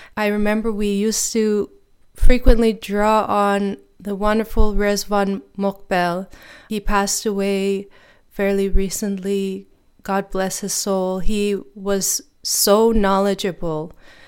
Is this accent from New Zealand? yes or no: no; Lennoxville, Quebec, Canada; also born or lived in Edmonton; growing up in Lennoxville, Quebec, and bringing in the wider community to celebrate these days that are so important for us as Baha'is. And then after living in Lennoxville, we moved to Edmonton, Alberta